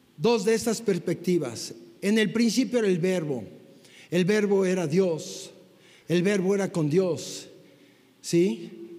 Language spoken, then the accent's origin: Spanish; Mexico; como mexicanos occidentales